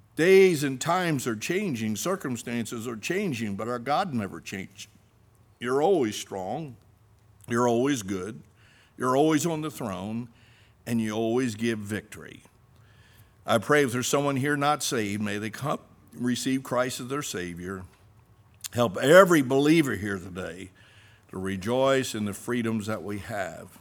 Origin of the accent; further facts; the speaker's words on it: United States; I stand fast as an American. I stand fast as a citizen of the United States of America.